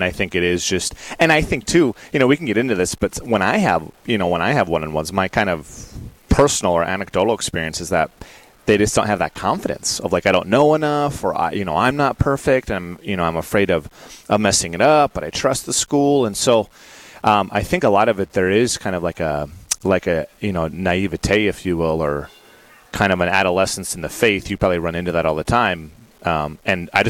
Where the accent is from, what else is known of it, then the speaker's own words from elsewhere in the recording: Adrian, Minnesota, United States; I'm a junior at Mount Marty College, and I'm originally from Adrian, Minnesota.